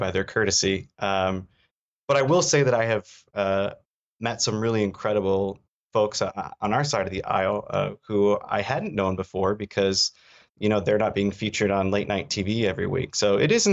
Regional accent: Traverse City, Michigan, United States; also born or lived in Washington, D.C.; I grew up in Traverse City, Michigan

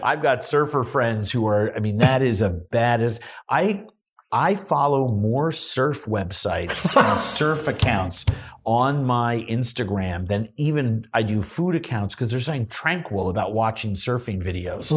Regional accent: New York City, New York, United States; moved away; also born or lived in Long Island; I grew up in New York City

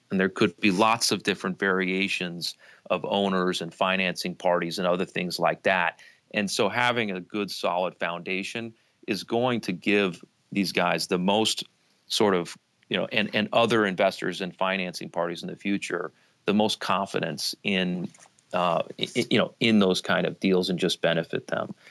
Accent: outside of Las Vegas, Nevada, United States; moved away; I grew up outside of Las Vegas

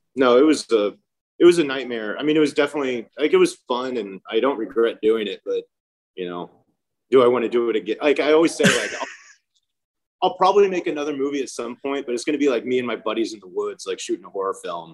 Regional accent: Houston, Texas, United States; moved away as an adult; also born or lived in Austin, Texas; now in Long Beach, United States; I grew up in Houston, and then I was enrolled at UT

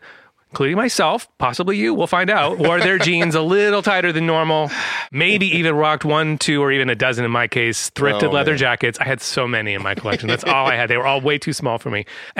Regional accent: San Francisco, California, United States; born or raised there; also born or lived in New York

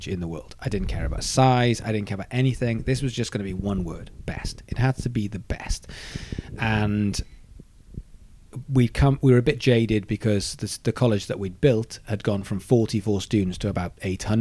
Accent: Swansea, Wales, United Kingdom; also born or lived in Guildford; now in Brighton, United Kingdom; I'm from Swansea

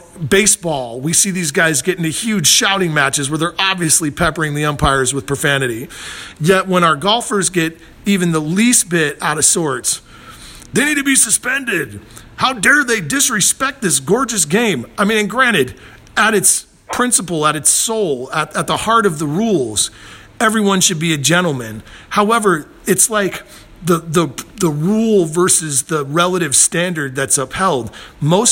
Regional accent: St. Louis, Missouri, United States; now in Los Angeles, United States; I'm from St. Louis before I lived in L.A.

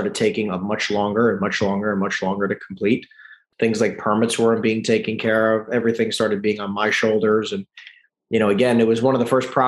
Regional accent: East Coast, United States; moved away; I'm from the East Coast

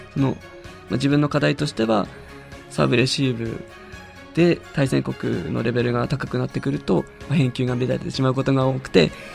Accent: Hirosaki, Aomori, Japan; moved away as an adult; 地元が青森で祖父がりんご畑をやっていた

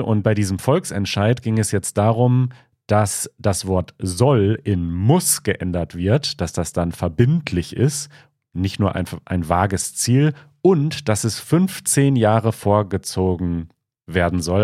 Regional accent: Münsterland and Ruhr area, North Rhine-Westphalia, Germany; now in Berlin, Germany; Ich bin in Westdeutschland, in Nordrhein-Westfalen, im Münsterland im weitesten Sinne, Münsterland und Ruhrgebiet aufgewachsen

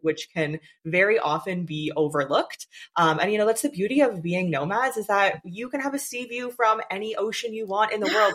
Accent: Canada; I'm from Canada too

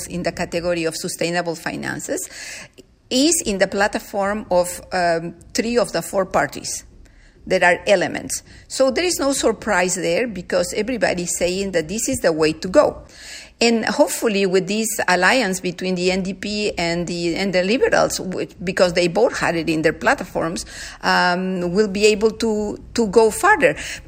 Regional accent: Peru; now in Canada; I come from Peru. I was raised by people living modestly

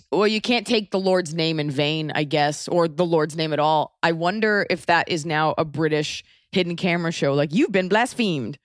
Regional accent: United States; accent: American

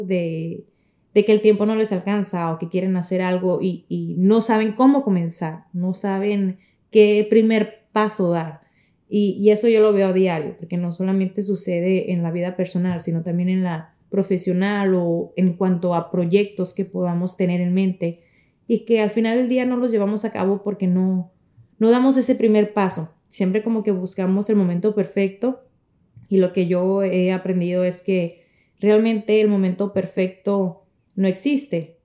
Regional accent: Navojoa, Sonora, Mexico; now in Miami, United States; en mi tierra querida que es en el norte, en Navajoa, Sonora, México

